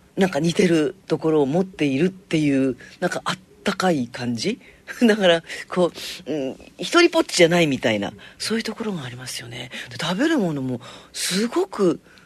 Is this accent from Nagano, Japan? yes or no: no; Niigata, Japan